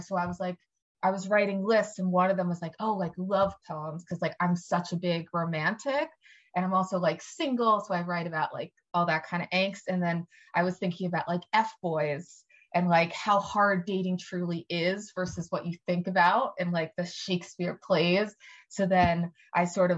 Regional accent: Ardmore, Pennsylvania, United States; I grew up in Ardmore, Pennsylvania, which is like a small Jewish friendly kind of suburb

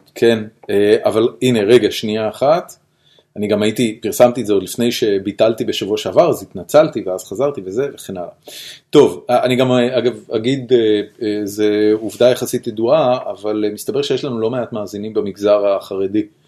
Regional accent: Israel; אני בתור חילוני ישראלי

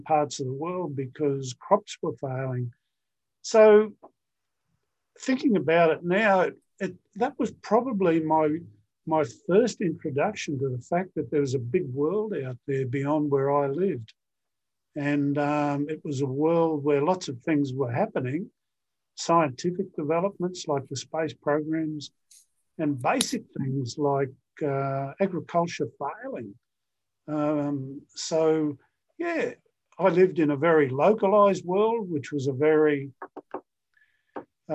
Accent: Darling Downs, Queensland, Australia; I grew up on what's called the Darling Downs in Australia.

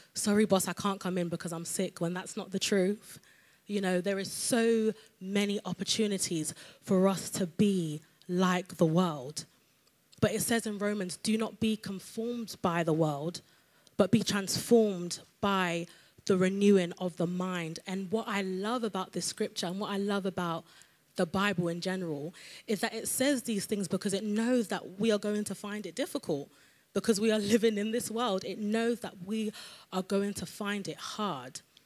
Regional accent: London, United Kingdom; I'm from London

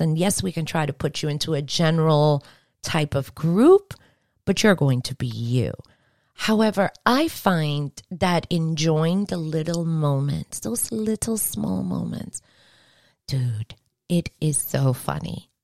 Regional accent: New York, United States; I'm from New York

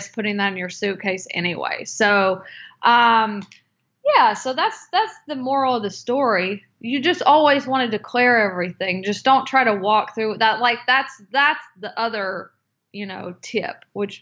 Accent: North Carolina, United States; moved away; also born or lived in Seattle; I'm from North Carolina

